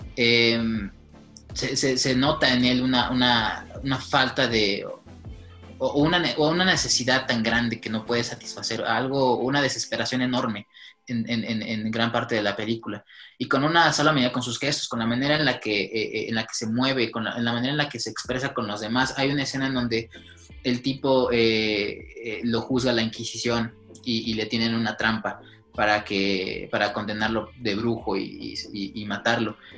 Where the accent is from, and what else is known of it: Mexico